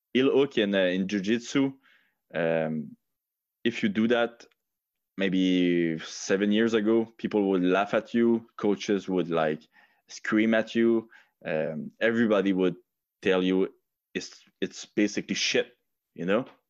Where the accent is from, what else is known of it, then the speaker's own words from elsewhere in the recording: Quebec, Canada; English is a second language; I'm, I'm really not proud, uh, to be, uh, uh, a Quebecer